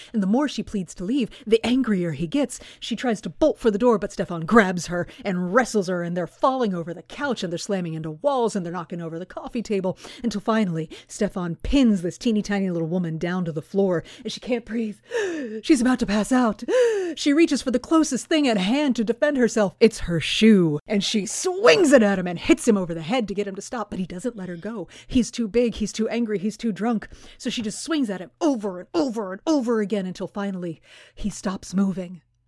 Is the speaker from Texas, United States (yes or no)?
yes; Houston, Texas, United States; moved away; I grew up in Houston